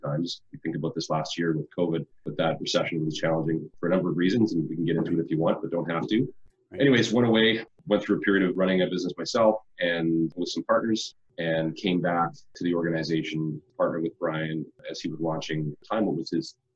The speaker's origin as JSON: {"language": "English", "town": "Winnipeg", "region": "Manitoba", "country": "Canada", "tie": "born or raised there", "moved": "as an adult", "lives_now": "British Columbia, Canada", "said": "born and raised in Winnipeg, moved out to BC to move into a role around 2001"}